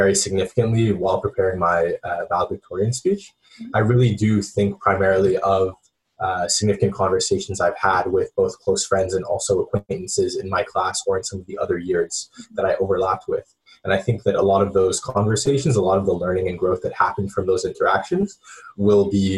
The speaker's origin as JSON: {"language": "English", "town": "Montreal", "region": "Quebec", "country": "Canada", "tie": "born or raised there", "also_born_or_lived": "Princeton, New Jersey", "moved": "as an adult", "said": "I grew up in Montreal."}